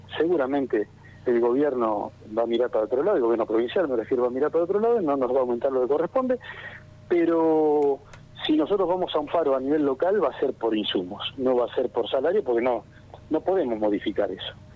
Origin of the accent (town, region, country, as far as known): Argentina